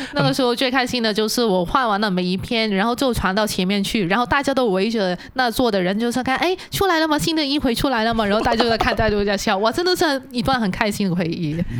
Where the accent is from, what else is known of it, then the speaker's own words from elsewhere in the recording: Hong Kong; moved away as an adult; now in Taiwan; 我们现在的香港人